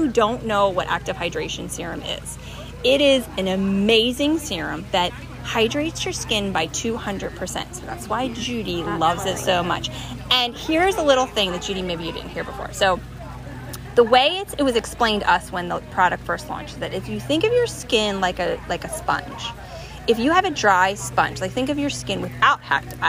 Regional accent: New Jersey, United States; born or raised there

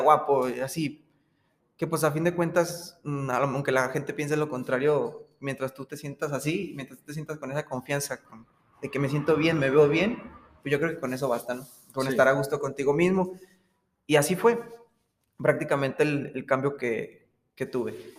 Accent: Aguascalientes, Mexico; soy de aquí de Aguascalientes

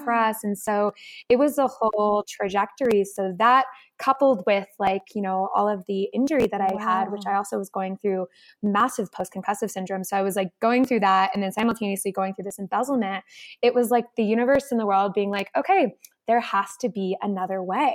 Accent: Connecticut, United States; I grew up in Connecticut, oldest of five

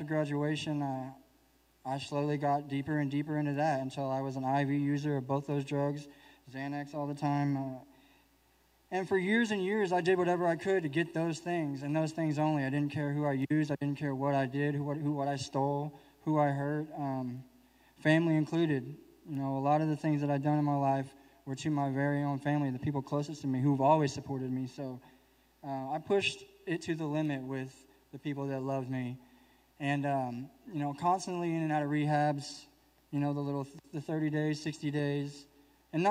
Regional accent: Oklahoma City, Oklahoma, United States; I'm from Oklahoma City, Oklahoma

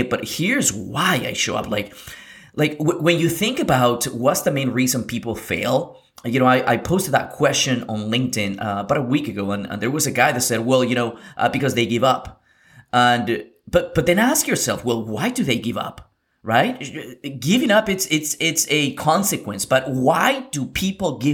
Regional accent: Lima, Peru; I come from, I was born in Lima, Peru in South America in 1989

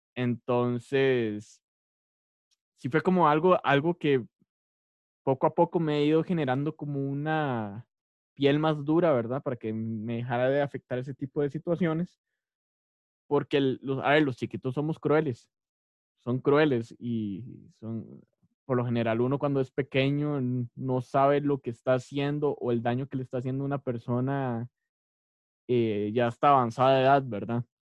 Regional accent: Costa Rica; also born or lived in San José, Costa Rica / Tibás, Costa Rica; now in Cartago, Costa Rica; yo nací en San José en, el, en, 1998 un 25 de marzo, en el San Juan de Dios. Yo soy cédula número uno

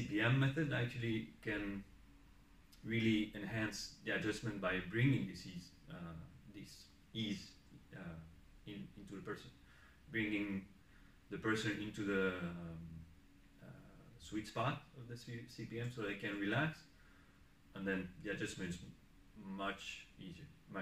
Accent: France; moved away as an adult; also born or lived in Barcelona, Spain; now in Eindhoven, Netherlands; I was born in France, studied chiropractic in Spain, in Barcelona, and worked there for 5 years before coming here in the Netherlands.

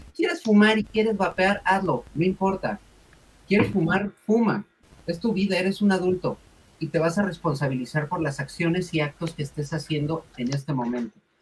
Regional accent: Mexico; no soy argentina, soy mexicana

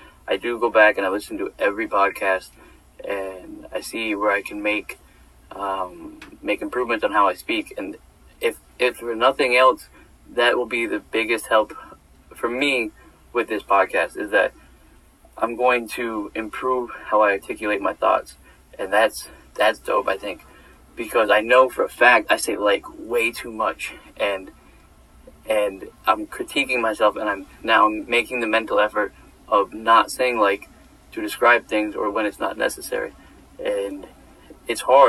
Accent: New York, United States; living home at New York for the summer

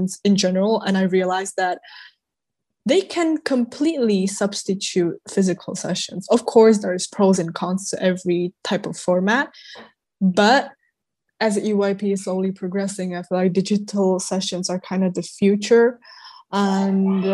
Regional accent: Prague, Czechia; I come from Prague, Czech Republic

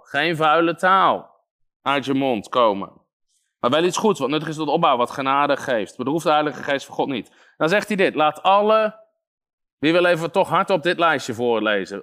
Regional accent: Netherlands

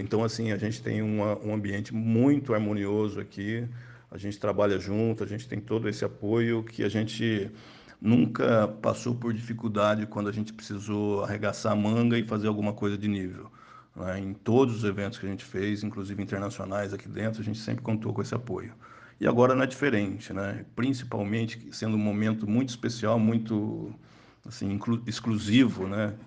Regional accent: Minas Gerais, Brazil; now in Taubaté, Brazil; nós dois somos mineiros

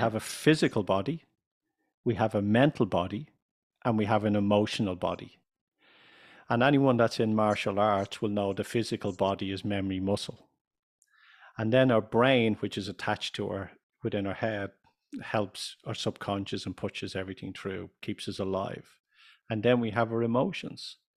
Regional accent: Ireland; also born or lived in United States; I'm from Ireland.

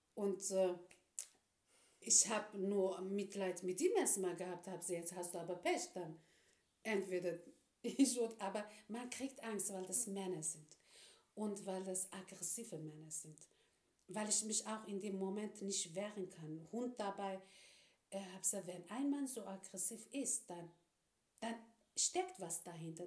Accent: Turkey; now in Germany; als Türkin als Islamin

